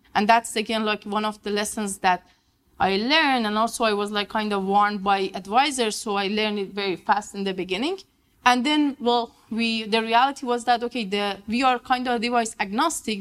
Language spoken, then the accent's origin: English; Iran; moved away as an adult; also born or lived in Vienna, Austria / Quebec, Canada; I'm from Iran. I did my master and um, bachelor in Iran.